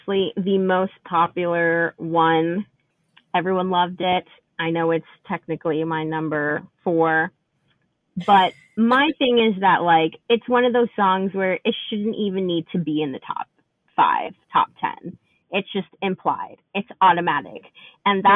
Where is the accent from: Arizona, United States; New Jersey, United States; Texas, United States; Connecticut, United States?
New Jersey, United States; as someone who was growing up in New Jersey